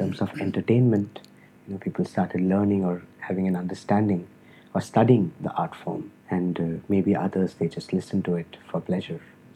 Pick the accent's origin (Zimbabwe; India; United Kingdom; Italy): India